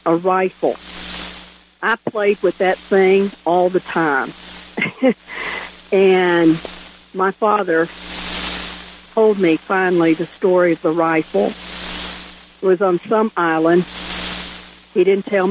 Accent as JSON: {"language": "English", "town": "Chattanooga", "region": "Tennessee", "country": "United States", "tie": "born or raised there", "also_born_or_lived": "Oklahoma", "said": "I was born in Chattanooga, Tennessee, and I was raised predominantly in Chattanooga"}